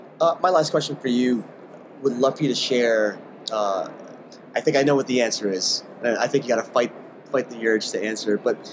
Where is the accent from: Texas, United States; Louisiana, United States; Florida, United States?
Florida, United States; South; moved away; I'm from South Florida, so we're a very flat state.